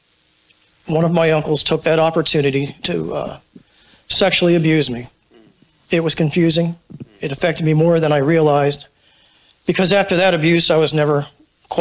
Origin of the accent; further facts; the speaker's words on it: Clinton, Connecticut, United States; moved away as an adult; also born or lived in New Haven, Connecticut; I was born in New Haven, Connecticut, and I was raised on the shoreline in a small town called Clinton